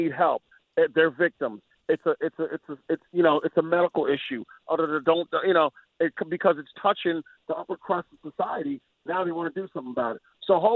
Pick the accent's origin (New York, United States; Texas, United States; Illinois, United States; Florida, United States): New York, United States; moved away as an adult; now in Tennessee, United States; I'm a New Yorker. I'm an ex New Yorker